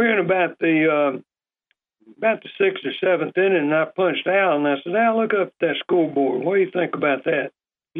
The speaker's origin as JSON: {"language": "English", "town": "Opelika", "region": "Alabama", "country": "United States", "said": "Opelika, Alabama"}